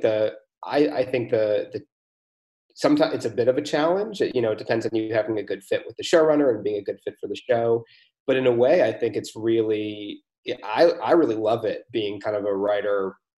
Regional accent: United States; moved away as an adult; now in Europe; I'm American but I've been living in Europe for uh, almost a decade

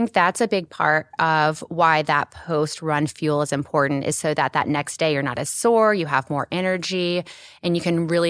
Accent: Dallas, Texas, United States; moved away as an adult; also born or lived in Oklahoma City area; now in Oklahoma City, United States; So I'm actually from Dallas originally

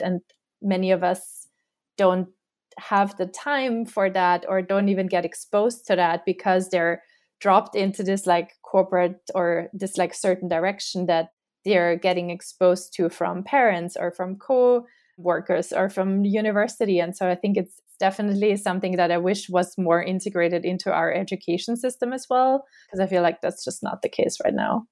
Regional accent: Austria; now in New York, United States; my own identity at, like, my home country

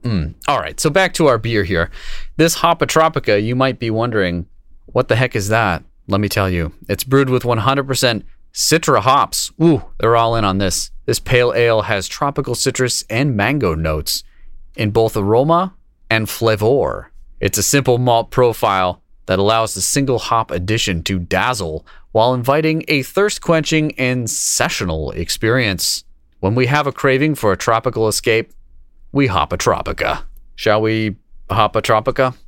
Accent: Kingston, Massachusetts, United States; my, my, uh, hometown

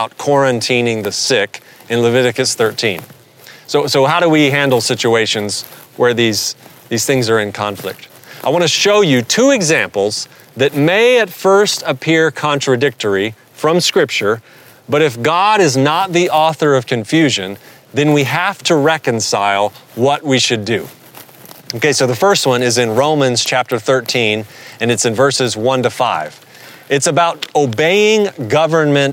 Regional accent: the South, Southern United States, United States; accent: southern; my southern accent

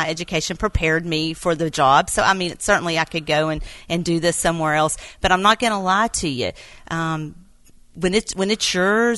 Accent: Quitman, Texas, United States; And Quitman's my hometown, right. Grew up here

